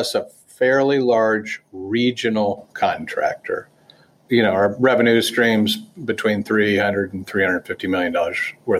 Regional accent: Dayton, Ohio, United States; not so good if you wanted to work in Dayton and save a little money and live at home, because I was from Dayton.

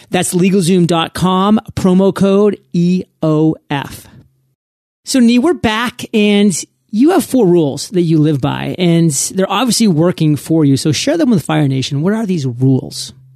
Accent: New England, United States; moved away; I was born and raised in New England.

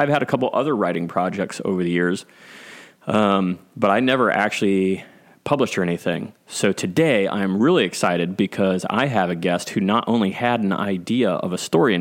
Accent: Clintonville, Ohio, United States; When I was a kid, single digits kid, growing up in Clintonville in Ohio

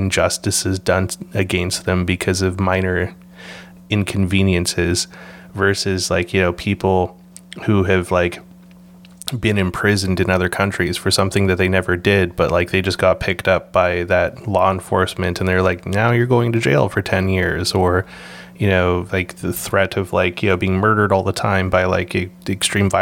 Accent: Canada; also born or lived in Vancouver; being able to grow up in Canada

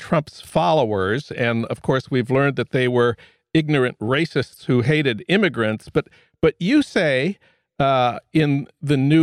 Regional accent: St. Paul, Minnesota, United States; moved away; my hometown of St. Paul

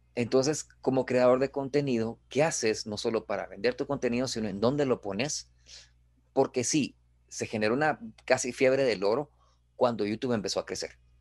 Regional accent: Guatemala; nosotros como guatemaltecos

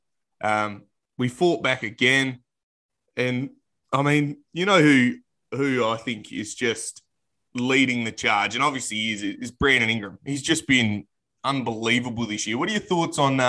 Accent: Australia; I'm Australian

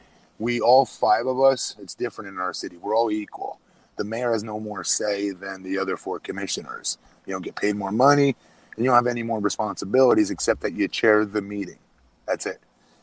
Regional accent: Longwood, Florida, United States; I won my seat again for another 4 years here in Longwood. City I'm insanely passionate about, my hometown

